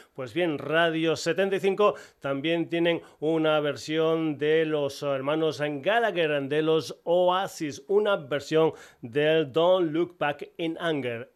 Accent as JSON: {"language": "Spanish", "region": "Extremadura", "country": "Spain", "said": "me encanta meter gente de mi tierra en el programa, gente de Extremadura"}